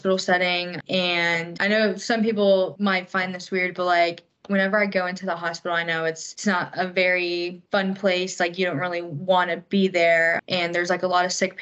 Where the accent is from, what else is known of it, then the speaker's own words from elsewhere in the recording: Hilton Head, South Carolina, United States; moved away as an adult; now in Augusta, United States; I'm from Hilton Head, South Carolina